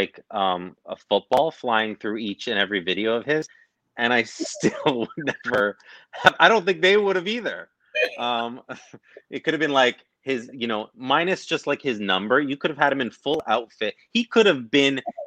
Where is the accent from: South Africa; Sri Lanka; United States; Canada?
Canada; we are Canadian